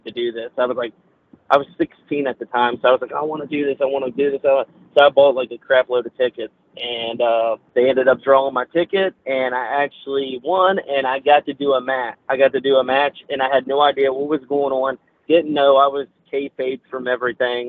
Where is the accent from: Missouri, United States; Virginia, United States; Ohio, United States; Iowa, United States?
Virginia, United States; I'm from Virginia